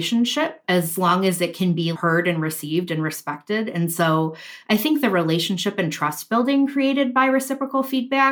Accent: Midwest, United States; accent: Midwestern; my Midwestern accent

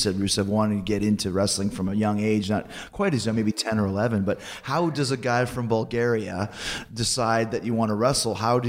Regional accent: Winnipeg, Manitoba, Canada; moved away; it's Canada, but growing up in Winnipeg, which is like minus 40, it's the prairies, it's always cold, it's kind of a little town where nothing really happens

